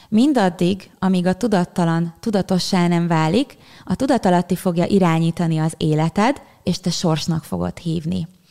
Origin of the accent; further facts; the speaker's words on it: Pilis, Pest, Hungary; a helyen, ahol felnőttem Pilisen